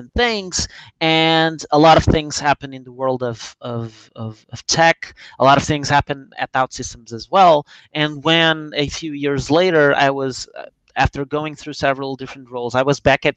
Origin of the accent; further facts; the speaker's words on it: Lisbon, Portugal; I'm Portuguese. I'm from Lisbon.